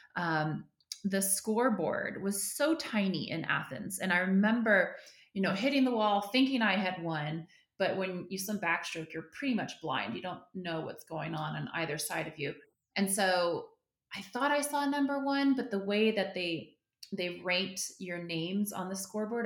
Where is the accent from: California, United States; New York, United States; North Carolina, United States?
California, United States; Northern; I grew up in Northern California